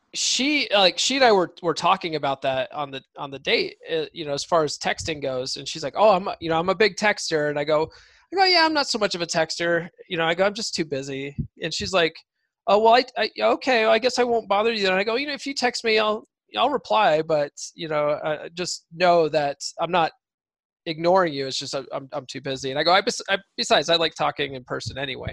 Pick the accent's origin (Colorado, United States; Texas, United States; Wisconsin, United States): Colorado, United States; moved away; also born or lived in San Diego; I grew up in Colorado